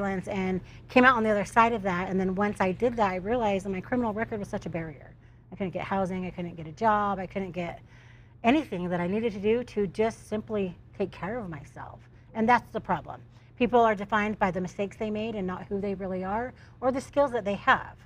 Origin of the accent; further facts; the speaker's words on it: Utah, United States; I'm from Utah.